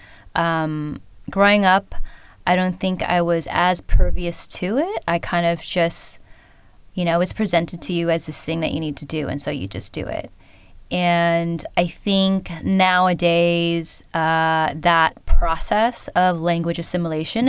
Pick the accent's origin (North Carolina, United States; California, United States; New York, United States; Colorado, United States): California, United States; San Jose; first language Khmer; English is a second language; I was born and raised in San Jose, California